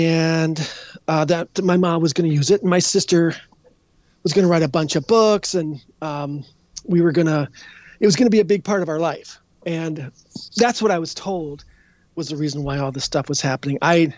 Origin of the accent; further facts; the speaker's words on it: Edina, Minnesota, United States; I'm not sure if I've actually grown up yet, but I grew in Edina.